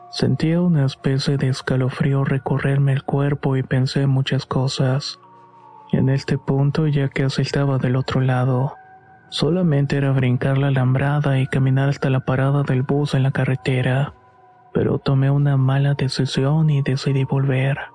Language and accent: Spanish; Veracruz, Mexico; iba a un colegio de bachilleres en el pueblo de donde soy originaria. En ese tiempo vivía en un ejido cercano a Tempoal en el estado de Veracruz.